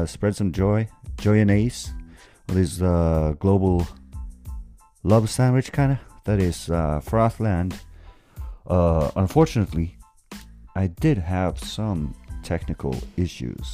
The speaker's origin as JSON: {"language": "English", "country": "Norway", "said": "I'm from Norway"}